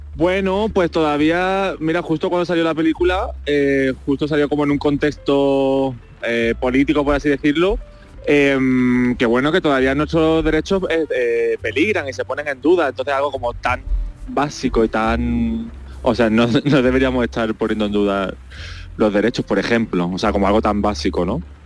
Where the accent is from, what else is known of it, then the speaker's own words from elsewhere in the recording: Málaga, Andalusia, Spain; Soy el peor malagueño del mundo